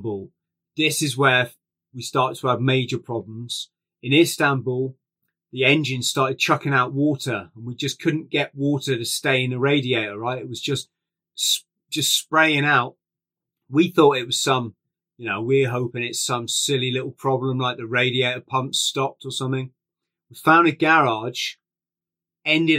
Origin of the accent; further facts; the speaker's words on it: England, United Kingdom; We're English.